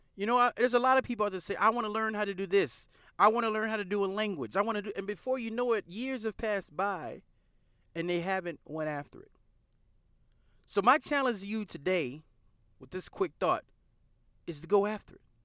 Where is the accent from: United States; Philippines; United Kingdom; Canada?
United States; the South; we're from the South